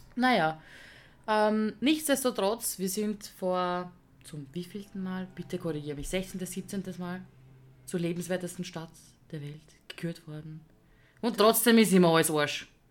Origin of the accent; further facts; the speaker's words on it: Vienna, Austria; ich bin eine echte Wienerin, ich bin eine Wienerin, also ich bin da geboren